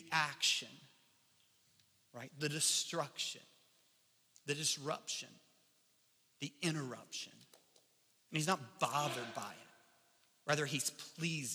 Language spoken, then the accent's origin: English; Kentucky, United States; accent: Kentucky English; my accent, you know, my Kentucky English